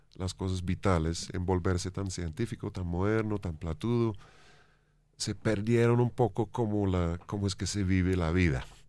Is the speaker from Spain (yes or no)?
no; England, United Kingdom; Spanish is a second language; moved away as an adult; now in Bogotá, Colombia; siendo inglés